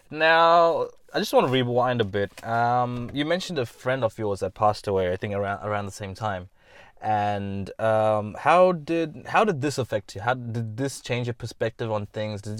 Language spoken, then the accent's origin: English; India; moved away; I grew up with him in India as well.